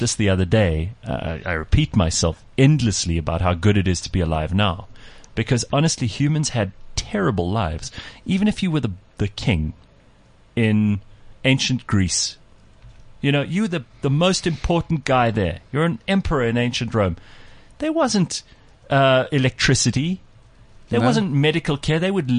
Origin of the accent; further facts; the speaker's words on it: South Africa; the reason I'm South African is because he was stationed in Durban.